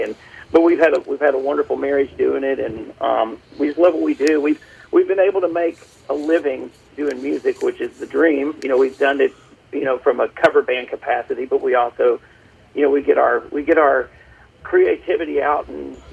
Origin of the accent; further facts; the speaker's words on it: Birmingham, Alabama, United States; I'm originally from Birmingham, Alabama.